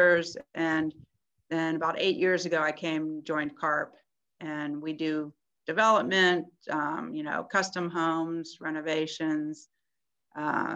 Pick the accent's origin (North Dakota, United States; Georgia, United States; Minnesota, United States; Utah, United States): Georgia, United States; Sandy Springs; moved away; I grew up in Atlanta, Georgia, in a neighborhood called Sandy Springs.